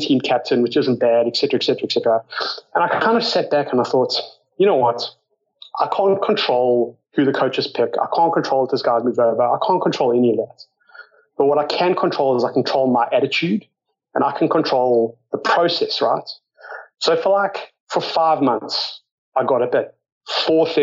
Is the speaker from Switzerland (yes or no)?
no; South Africa; moved away as an adult; also born or lived in United States; now in Australia; like, you can probably tell from my accent, grew up in South Africa. I've been in Australia now for about 12, 13 years